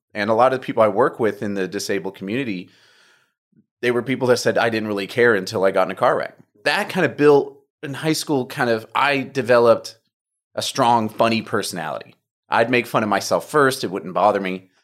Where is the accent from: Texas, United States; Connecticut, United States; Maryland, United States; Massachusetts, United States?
Texas, United States; Humble; also born or lived in Oklahoma / Phoenix, Arizona / New York; I was born in Humble, so I'm a local boy.